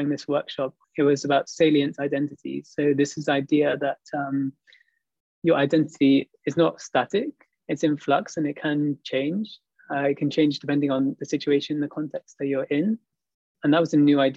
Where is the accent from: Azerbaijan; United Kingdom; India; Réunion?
United Kingdom; moved away as an adult; now in Montreal, Canada; In the UK, I grew up in a place which was, there weren't so many people that looked like me, basically. It was an environment which was fairly rural, I would say, in my hometown.